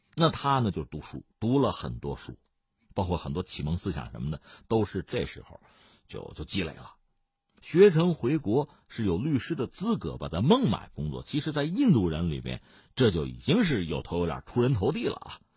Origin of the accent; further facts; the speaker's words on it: China; 我们中国人